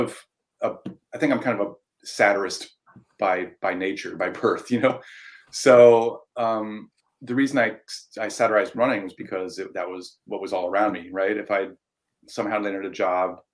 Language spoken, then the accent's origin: English; Ohio, United States; moved away as an adult; now in Portland, United States; my hometown in Ohio